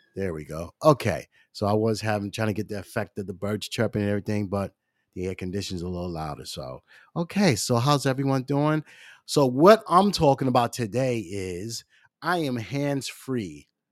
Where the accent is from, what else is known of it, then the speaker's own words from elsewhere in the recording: New York, United States; I'm from New York